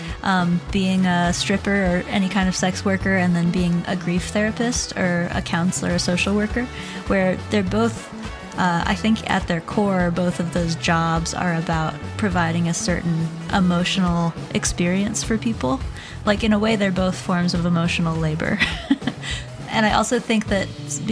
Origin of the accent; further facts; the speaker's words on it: Shenandoah Valley, Virginia, United States; now in New Orleans, United States; I grew up in the Shenandoah Valley of Virginia, and then I kind of bounced all around the country, and I ended up in New Orleans